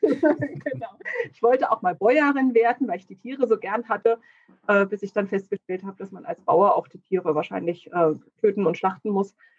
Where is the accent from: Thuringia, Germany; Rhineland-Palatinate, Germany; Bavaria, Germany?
Thuringia, Germany; Kleinschmalkalden; now in Ilmenau, Germany; ich bin aufgewachsen in Kleinschmalkalden.